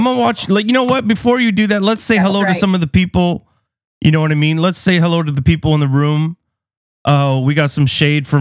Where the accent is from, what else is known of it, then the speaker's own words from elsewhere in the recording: Beirut, Beirut Governorate, Lebanon; moved away; We grew up together back in Beirut